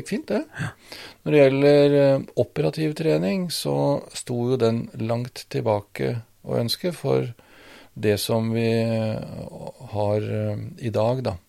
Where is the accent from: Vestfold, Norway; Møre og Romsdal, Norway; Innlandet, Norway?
Vestfold, Norway; Svelvik; moved away; Jeg vokste opp i Svelvik